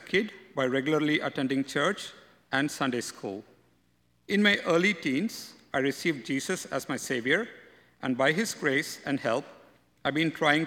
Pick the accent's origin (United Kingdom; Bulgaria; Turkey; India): India; moved away as an adult; also born or lived in North America; now in Canada; I was born in India, and I've spent the past 13 years in North America